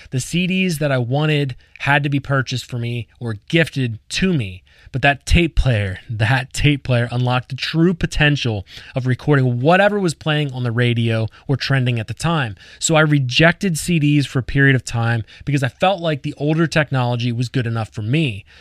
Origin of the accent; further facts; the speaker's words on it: Lancaster County, Pennsylvania, United States; I grew up in Lancaster County, Pennsylvania